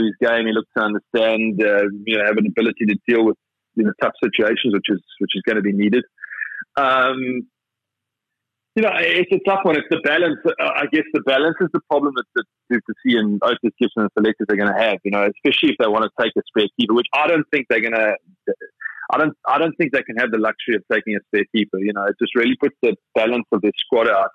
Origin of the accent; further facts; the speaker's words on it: South Africa; being a South African opening batsman